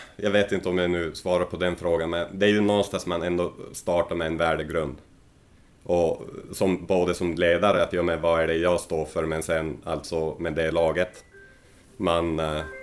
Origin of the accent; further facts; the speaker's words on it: Rovaniemi, Lapland, Finland; moved away as an adult; also born or lived in Helsinki / Pori / Skellefteå / Oulu; now in Sweden; jag är ju född i Rovaniemi i norra Finland. Och sen eh, där bodde jag ju tills jag vart 18.